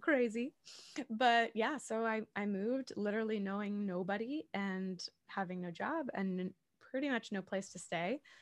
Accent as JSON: {"language": "English", "region": "Massachusetts south of Boston", "country": "United States", "moved": "yes", "lives_now": "New York City, United States", "said": "I live in New York City. I'm originally from Massachusetts south of Boston"}